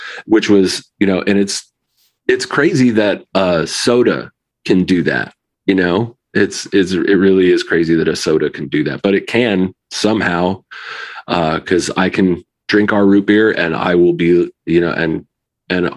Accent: New Haven, Connecticut, United States; I grew up in New Haven, Connecticut

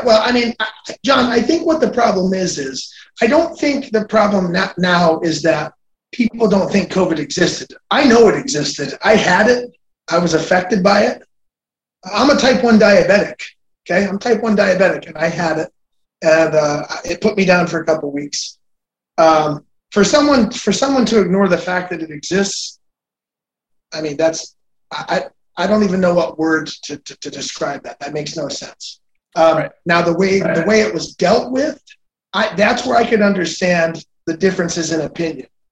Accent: United States; I'm an American.

